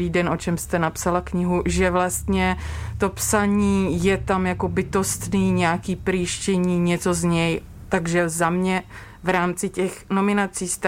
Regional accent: Moravia, Czechia; Já jsem z Moravy

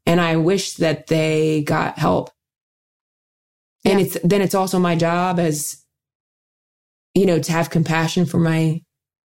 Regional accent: Dayton, Ohio, United States; I work with the YWCA of Dayton, my hometown in Ohio

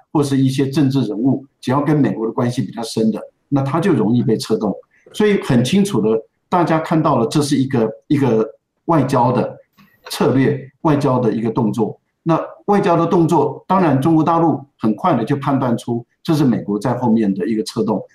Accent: Taiwan; 我们台湾人也很错愕

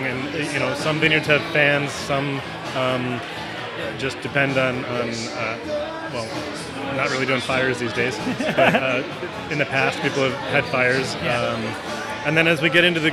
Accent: Boston, Massachusetts, United States; also born or lived in Prescott; now in Arizona, United States; I'm from Boston originally

